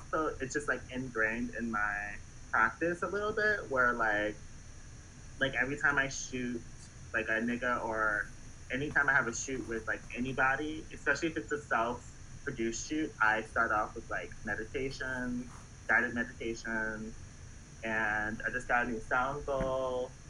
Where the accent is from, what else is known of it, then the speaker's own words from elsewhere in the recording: Baltimore, Maryland, United States; Like, I'm from Baltimore, so, like, I'm not really, like...